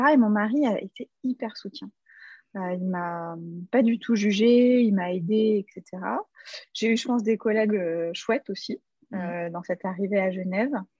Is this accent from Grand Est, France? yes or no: yes; Strasbourg, Grand Est, France; dans ma ville natale à Strasbourg